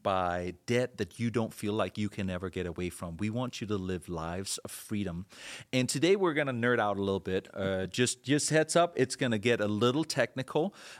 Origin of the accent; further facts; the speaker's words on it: Denmark; moved away as an adult; now in United States; When I came from Denmark, I remember having never had a credit card. I was in my mid-20s at that point